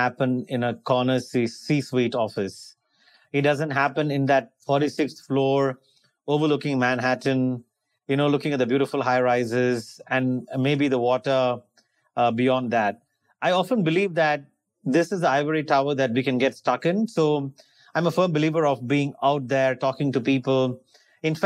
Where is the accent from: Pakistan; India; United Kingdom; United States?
India; moved away as an adult; also born or lived in Australia; I was born and raised in India, and then I went to Australia to do my higher studies, master's, and then migrated to Australia.